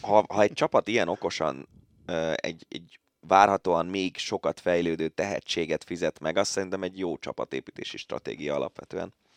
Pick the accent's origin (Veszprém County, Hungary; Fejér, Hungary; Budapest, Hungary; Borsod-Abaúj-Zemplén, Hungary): Budapest, Hungary; én angyalföldi gyerek vagyok